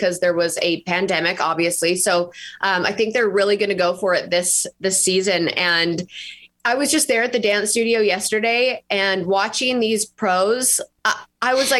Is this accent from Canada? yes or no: yes; Canada; moved away as an adult; now in Nashville, United States; I'm from Canada originally. And then I moved to Nashville about 6 years ago and I've been there ever since